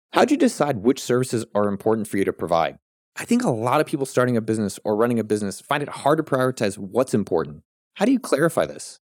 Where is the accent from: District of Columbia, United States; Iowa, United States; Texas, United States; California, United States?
California, United States; I grew up in California.